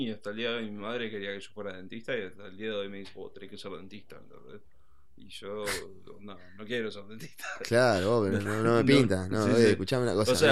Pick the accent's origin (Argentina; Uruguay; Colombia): Uruguay; Sí, sí, estamos todos ahí. Somos todos uruguayos, no hay